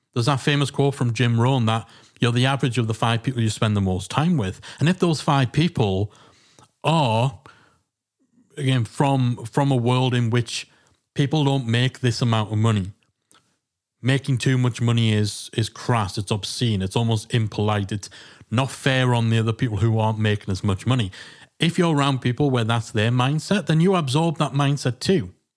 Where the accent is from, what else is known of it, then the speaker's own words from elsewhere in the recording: England, United Kingdom; being English